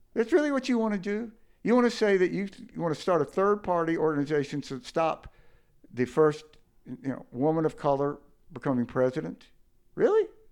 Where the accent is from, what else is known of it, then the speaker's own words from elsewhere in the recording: Mississippi, United States; I grew up in Mississippi